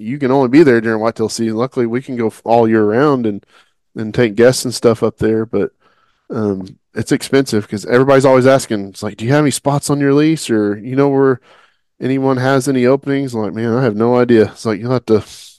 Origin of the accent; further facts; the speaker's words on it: Oklahoma, United States; growing up in Oklahoma